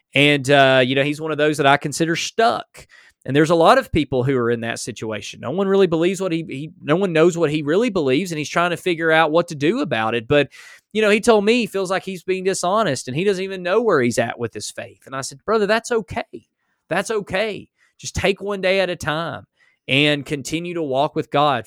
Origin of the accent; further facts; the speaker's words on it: United States; I was born in America.